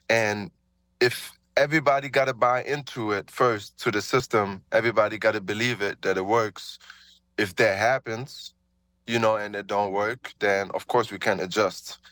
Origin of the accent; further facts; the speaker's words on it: Germany; moved away as an adult; growing up in Germany, you know, um, little black dude, you know, uh, growing up there